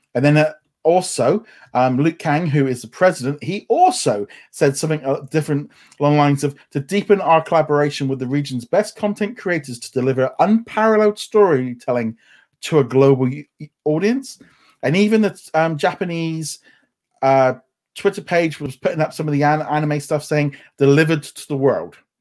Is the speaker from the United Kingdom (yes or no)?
yes; United Kingdom; obviously being British